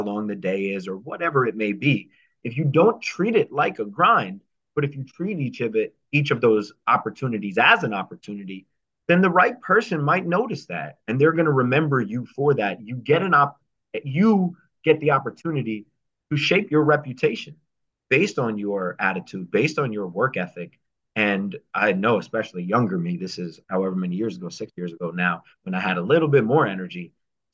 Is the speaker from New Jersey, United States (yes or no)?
yes; New Jersey, United States; I was from New Jersey